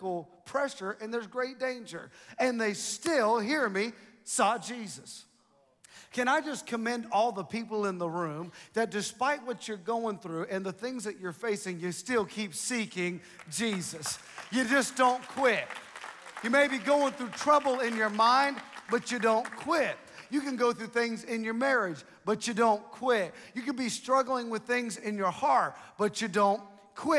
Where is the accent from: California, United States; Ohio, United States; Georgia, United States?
Ohio, United States; I'm from Ohio